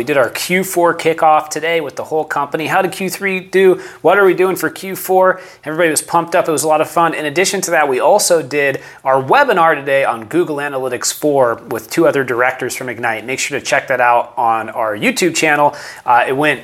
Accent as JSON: {"language": "English", "town": "San Diego", "region": "California", "country": "United States", "tie": "born or raised there", "said": "I am a San Diego native, born and raised. Didn't move to San Diego. I'm from San Diego"}